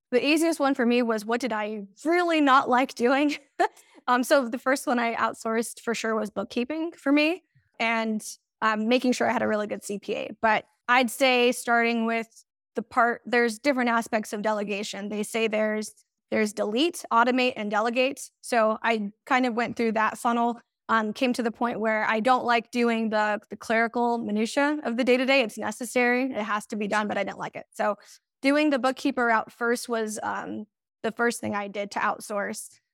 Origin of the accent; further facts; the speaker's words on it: Banning, California, United States; I am from Southern California, specifically um, banning or the Inland Empire